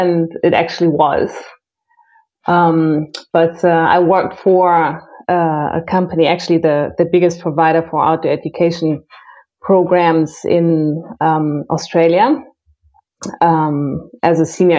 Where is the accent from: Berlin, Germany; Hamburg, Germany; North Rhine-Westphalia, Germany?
North Rhine-Westphalia, Germany; Cologne; also born or lived in Brazil; Well, I am originally from Cologne, but I've moved around quite a bit.